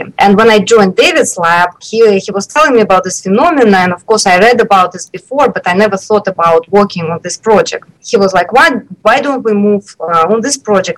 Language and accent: English; Moscow, Russia; moved away as an adult; also born or lived in Chicago, United States; I grew up in Moscow, in Russia.